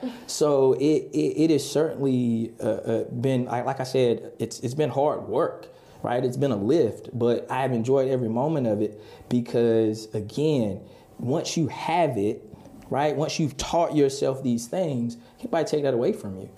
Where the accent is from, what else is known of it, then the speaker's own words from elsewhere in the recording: Halifax County, North Carolina, United States; also born or lived in South Florida; now in Raleigh, United States; I grew up in Halifax County